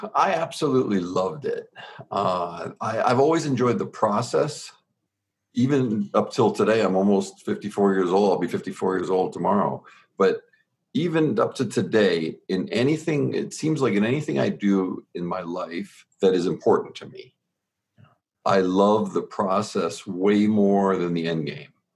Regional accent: Southern Ontario, Canada; born and raised in Southern Ontario in Canada, we were 45 minutes from Buffalo

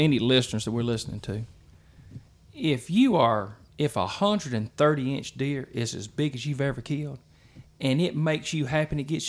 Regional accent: Lowndes County, Mississippi, United States; I grew up in Lowndes County, Mississippi.

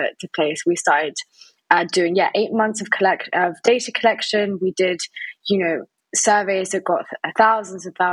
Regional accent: France; moved away as an adult; also born or lived in Spain; I am English, but I grew up in France and then went to Spain

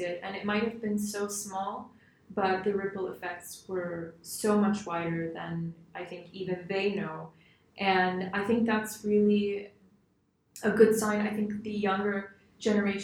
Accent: Skokie, Illinois, United States; also born or lived in Chicago / Washington, D.C.; So I was born in Chicago, but I grew up in Skokie, and I've lived here my entire life.

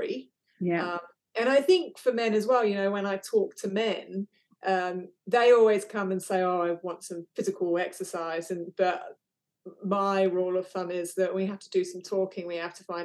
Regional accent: England, United Kingdom; now in Western Australia, Australia; I was originally from England

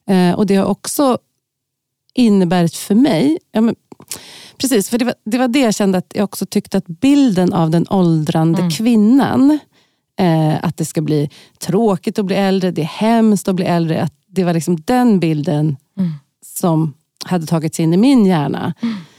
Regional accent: Stockholm, Stockholm County, Sweden; i Tensta och Kista, där jag har vuxit upp

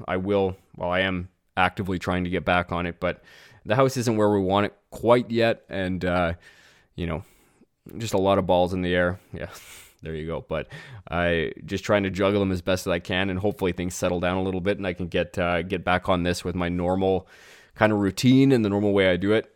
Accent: Canada; as a Canadian

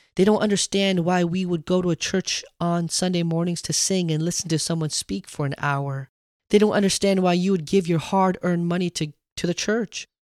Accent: United States; I wasn't just Korean. I wasn't just an American. I wasn't even Korean American.

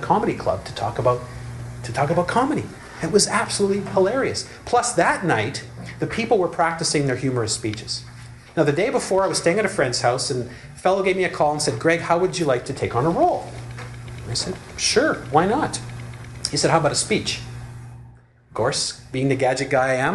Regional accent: Montreal, Quebec, Canada; moved away; my hometown where I grew up, Montreal

